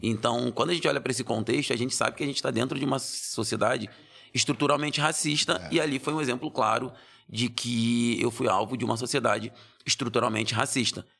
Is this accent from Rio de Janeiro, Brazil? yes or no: yes; Rio de Janeiro, Brazil; now in São Paulo, Brazil; Eu nasci no Rio de Janeiro. Nasci no Rio de Janeiro, já morei em vários lugares do, do Rio de Janeiro.